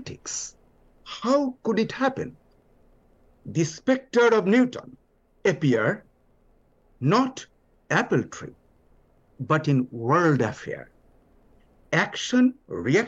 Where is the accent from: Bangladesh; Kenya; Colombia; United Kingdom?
Bangladesh; first language Bengali; English is a second language; now in New Orleans, United States; From my background of Bangladesh, I was listening to ghazal from childhood